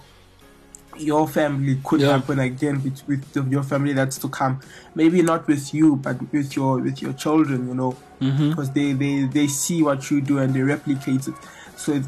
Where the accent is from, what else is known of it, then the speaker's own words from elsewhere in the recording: South Africa; I grew up here in South Africa